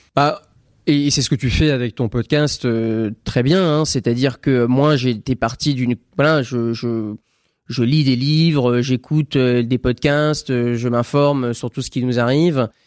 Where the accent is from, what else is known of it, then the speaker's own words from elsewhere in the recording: France; je suis né en France